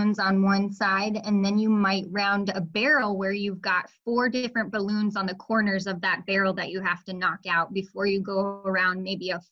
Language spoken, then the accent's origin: English; Colorado, United States; moved away as an adult; also born or lived in Florida; now in Fargo, United States; I grew up in Colorado